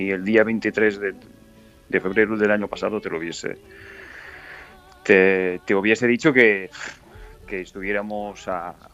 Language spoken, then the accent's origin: Spanish; Donetsk, Donetsk Oblast, Ukraine; sí, sí, todos, eh, eh, nosotros que somos de Donetsk, sabemos o, sufrimos esta situación todavía a partir del 2014, 2015, cuando empezó todo